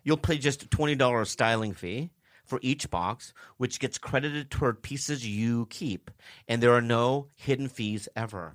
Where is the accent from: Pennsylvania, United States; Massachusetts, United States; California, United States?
California, United States; San Diego; I grew up in San Diego